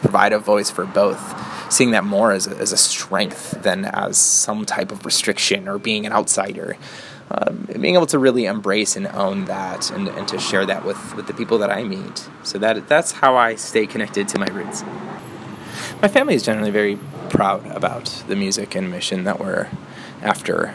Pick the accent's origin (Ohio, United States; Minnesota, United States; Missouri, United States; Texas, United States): Ohio, United States; Northeast; I was born and raised in Northeast Ohio